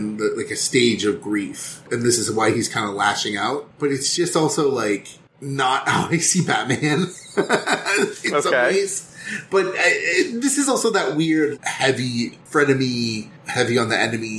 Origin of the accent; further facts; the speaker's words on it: India; As an Indian myself